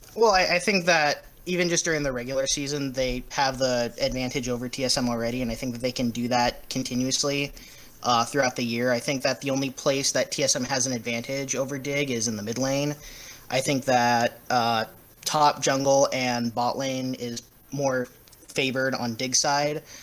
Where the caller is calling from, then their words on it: Beaverton, Oregon, United States; I'm calling from Beaverton, Oregon.